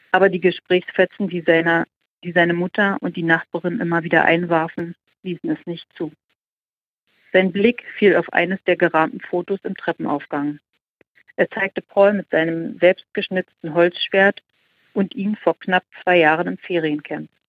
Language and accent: German; Germany; Nach Deutschland, ich, äh, weil es meine, äh, ja, mein Heimatland ist.